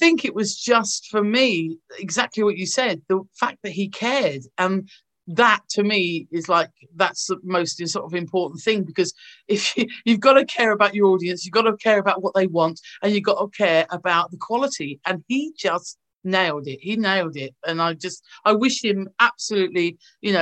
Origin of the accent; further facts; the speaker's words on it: London, United Kingdom; moved away as an adult; now in North West England, United Kingdom; being a Londoner. I love London. You know, I was born there. I'm born and bred